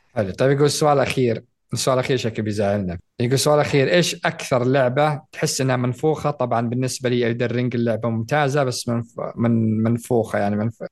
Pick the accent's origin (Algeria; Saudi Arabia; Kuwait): Saudi Arabia; عندنا في السعوديه